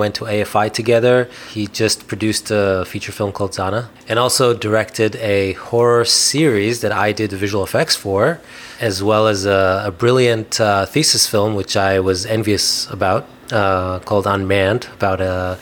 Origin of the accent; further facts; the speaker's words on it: Israel; I'm from Israel and I grew up in Israel